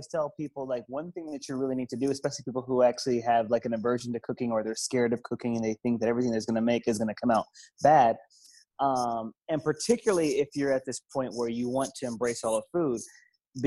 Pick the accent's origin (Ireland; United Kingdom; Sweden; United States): United States; the South; also born or lived in Philadelphia, Pennsylvania; I'm from the South. I live in the South. I was born in Philly, but live in the South. So I grew up with good flavor